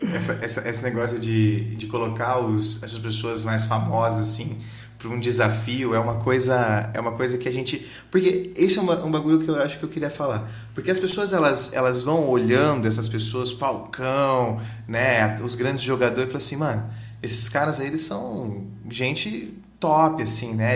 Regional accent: Londrina, Paraná, Brazil; a gente é de Londrina aqui

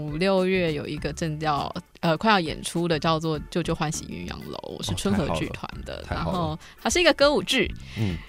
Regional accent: Kaohsiung, Taiwan; 因为我小的时候就是学跳舞嘛，哦、然后对，国小三年级就考进舞蹈班之后，那个时候我是高雄的舞蹈班，就是真正国小舞蹈班

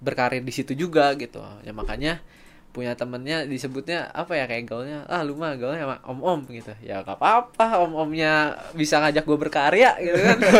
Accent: Sukabumi, West Java, Indonesia; aku dari Sukabumi

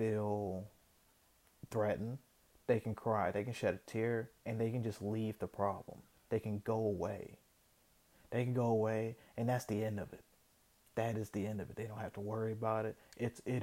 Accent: Kentucky, United States; I was born in Kentucky

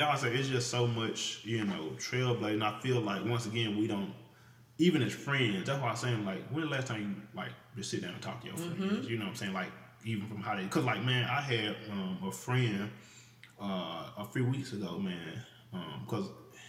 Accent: Mississippi, United States; I'm from Mississippi

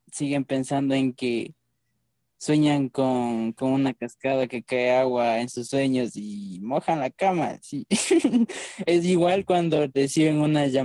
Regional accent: Ecuador; somos ecuatorianos

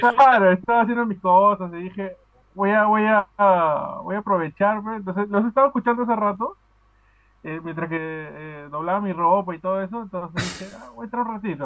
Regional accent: Peru; accent: Peruvian; now in Aruba

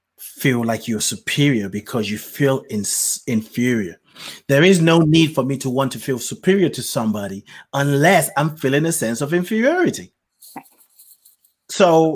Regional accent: Nigeria; What? When I was growing up in Nigeria, I knew I couldn't say those kind of words to my parents. Mm-hmm.

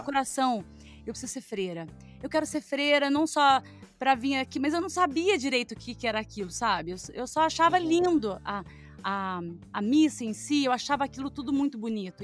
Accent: Jesuânia, Minas Gerais, Brazil; also born or lived in Lambari; Eu nasci em Lambari, mas eu, a minha família é toda de Jesuânia, então eu falo que eu sou de Jesuânia, porque eu não fiquei nem 12 horas em Lambari depois que eu nasci. Então eu nasci e fui pra Jesuânia

